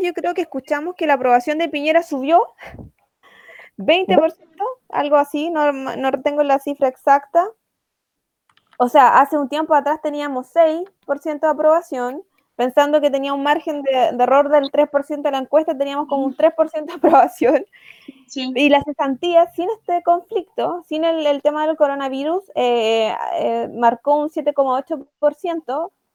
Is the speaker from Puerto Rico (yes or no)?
no; Chile; tuvimos que rememorar como sociedad chilena